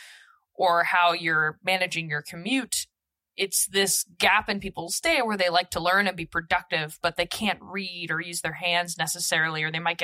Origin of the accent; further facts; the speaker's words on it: Beaverton, Oregon, United States; I grew up in Nike culture. I'm from Nike Town, Oregon, Beaverton, for the most part.